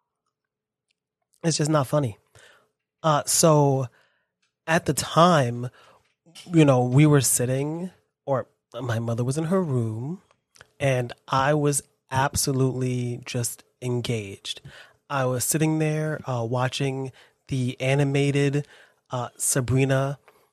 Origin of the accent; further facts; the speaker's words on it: New York City, New York, United States; I was born in New York. I live here